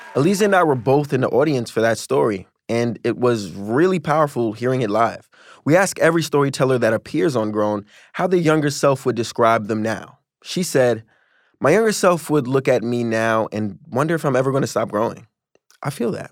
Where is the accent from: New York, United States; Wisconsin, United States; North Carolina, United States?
New York, United States; New York City; I got into this high school in a different area of New York